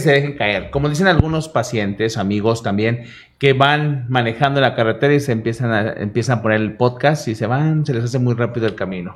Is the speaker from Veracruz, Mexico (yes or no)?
yes; Veracruz, Mexico; now in Chihuahua, Mexico; yo vengo de Veracruz, la mera mata de la brujería